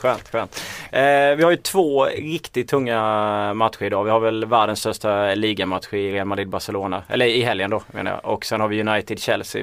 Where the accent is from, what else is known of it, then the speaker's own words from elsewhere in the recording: Småland, Sweden; accent: Småland; min småländska stämma